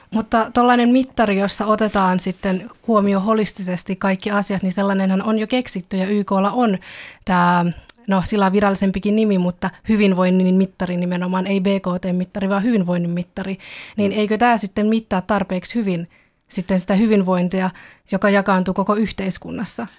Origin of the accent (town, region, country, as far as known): Finland; born or raised there; first language Finnish; also born or lived in China / Belgium / Kauniainen, Finland